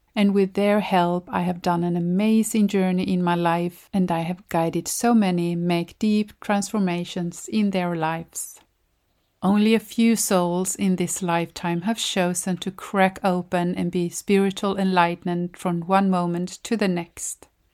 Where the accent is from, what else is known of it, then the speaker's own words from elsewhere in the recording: Sweden; from Sweden